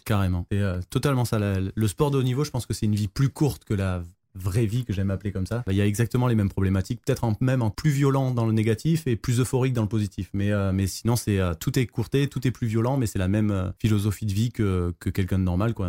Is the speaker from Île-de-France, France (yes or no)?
no; Marseille, Provence-Alpes-Côte d'Azur, France; je suis de Marseille